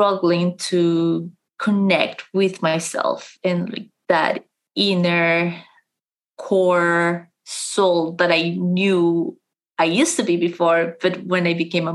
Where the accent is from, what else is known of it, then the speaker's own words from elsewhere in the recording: Colombia; now in London, United Kingdom; I am originally from Colombia